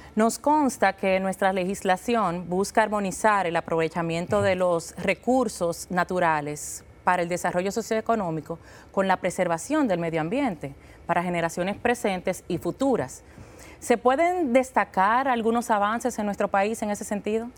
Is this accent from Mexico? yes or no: no; Dominican Republic